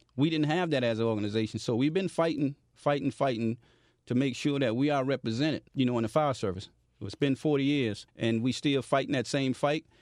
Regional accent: Miami, Florida, United States; I am originally from Miami, Florida, born and raised

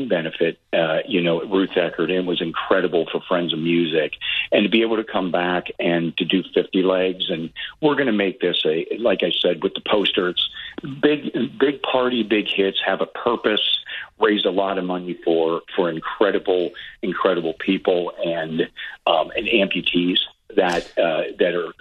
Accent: Butler, Pennsylvania, United States; Being born and raised in Butler, Pennsylvania, or Pittsburgh, basically, my whole family lived there, still lives there.

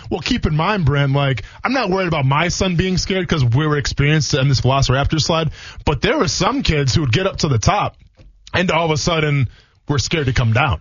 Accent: Wisconsin, United States; now in Florida, United States; I'm from Wisconsin

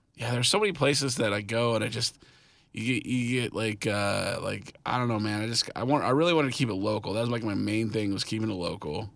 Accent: Kansas City, United States; moved away; I'm from Kansas City

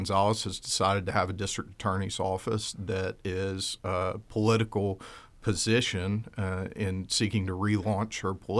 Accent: Albany, Georgia, United States; born there; My sister and I were born here in the United States. I was born in Albany, Georgia.

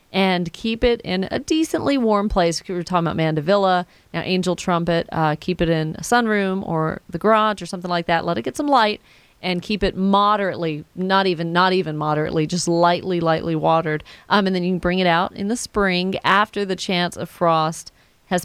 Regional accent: Atlanta, Georgia, United States; also born or lived in Woodstock, Georgia / East Cobb, Georgia; I grew up in the Atlanta area and Woodstock and East Cobb and all

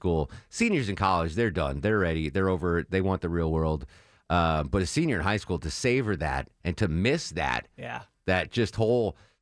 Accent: Connecticut, United States; So I grew up in Connecticut, and you grew up on Montana.

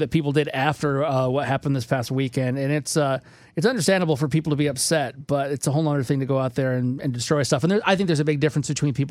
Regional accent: Michigan, United States; If you didn't know, I'm originally from Michigan. I kind of went all around the place. My parents like to move

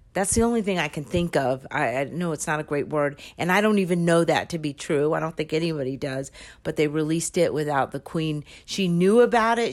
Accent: California, United States; I'm his friend from California

